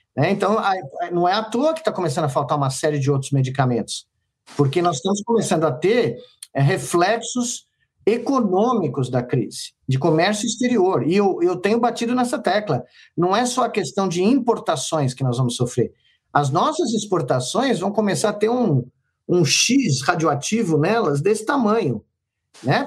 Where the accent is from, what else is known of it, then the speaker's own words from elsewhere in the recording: Brazil; moved away as an adult; also born or lived in United States; como brasileiro